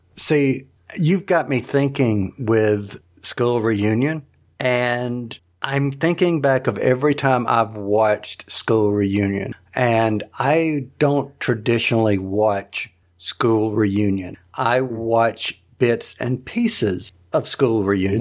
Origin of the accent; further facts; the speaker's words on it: the South, United States; I'm from the South